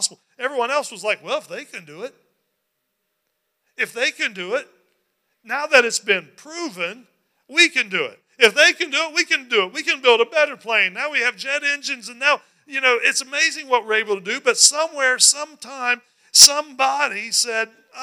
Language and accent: English; West Virginia, United States; moved away; I grew up in West Virginia